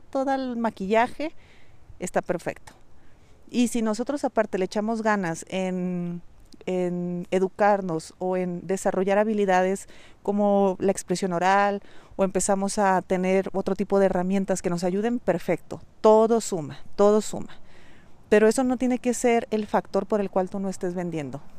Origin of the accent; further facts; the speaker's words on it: Mexico; accent: Mexican; sabes que soy mexicana, sabes que tengo un acento de mexicana